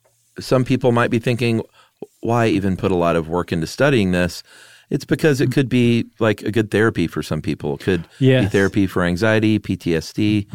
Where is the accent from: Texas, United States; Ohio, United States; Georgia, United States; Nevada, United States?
Nevada, United States; I grew up in the Carson Valley area in Nevada.